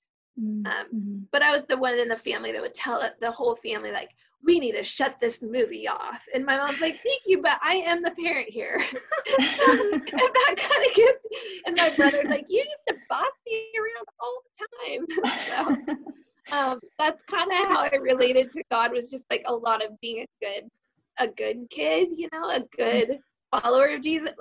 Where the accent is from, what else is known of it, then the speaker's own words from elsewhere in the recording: Klamath Falls, Oregon, United States; I was born in Klamath Falls, which is in Southern Oregon, and my dad was a part of a big family cattle ranch, so I grew up out on a cattle ranch